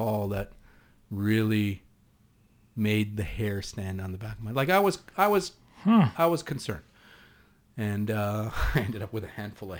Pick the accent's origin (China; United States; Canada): Canada; East Coast; accent: East Coast; pardon my East Coast accent